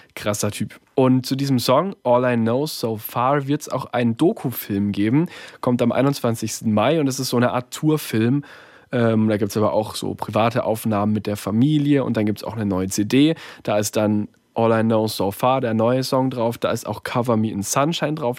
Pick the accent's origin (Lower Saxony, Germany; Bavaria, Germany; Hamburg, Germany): Bavaria, Germany; Bayreuth; Also bei mir daheim in Bayreuth, äh, in meiner Heimatstadt